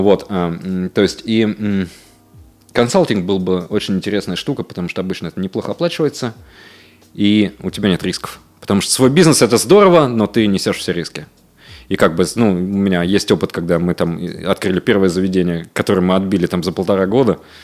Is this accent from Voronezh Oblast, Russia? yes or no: yes; Voronezh, Voronezh Oblast, Russia; moved away; в моем родном городе Воронеже